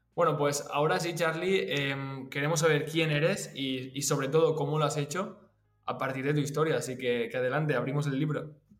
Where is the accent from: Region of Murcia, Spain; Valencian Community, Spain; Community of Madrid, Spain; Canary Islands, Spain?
Valencian Community, Spain; Valencia; yo que soy de Valencia